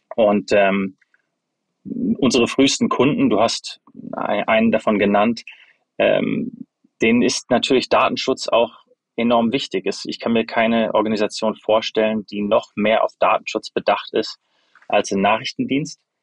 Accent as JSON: {"language": "German", "town": "Freiburg", "region": "Baden-Württemberg", "country": "Germany", "tie": "born or raised there", "also_born_or_lived": "United States", "moved": "as an adult", "said": "Ich bin in Freiburg zum größten Teil aufgewachsen habe dort auch Abitur gemacht ähm, und bin dann zum Studium in die USA"}